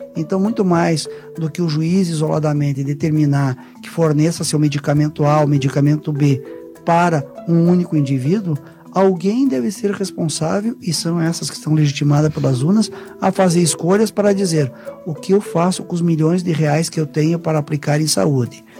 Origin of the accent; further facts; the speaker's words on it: Curitiba, Paraná, Brazil; Eu sou curitibano, paranaense, minha família inteira é paranaense